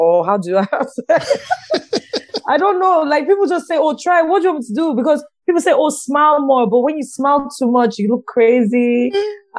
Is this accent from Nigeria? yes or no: yes; Nigeria; Nigerian women